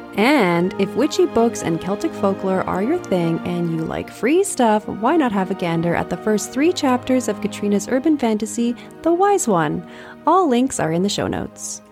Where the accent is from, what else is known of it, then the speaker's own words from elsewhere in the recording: Montreal, Quebec, Canada; moved away; also born or lived in Iberia; I left the dry Iberian heat for Montreal, my hometown